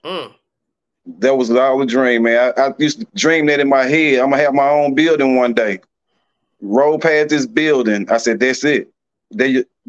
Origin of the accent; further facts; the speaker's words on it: Georgetown, United States; I'm from Georgetown